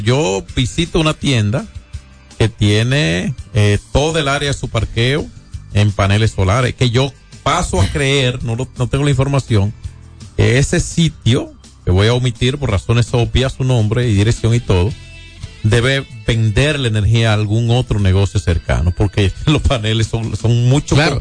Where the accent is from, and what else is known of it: Dominican Republic